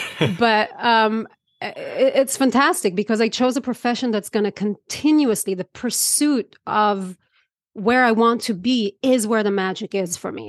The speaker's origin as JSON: {"language": "English", "country": "Israel", "tie": "born or raised there", "moved": "yes", "said": "I grew up in Israel"}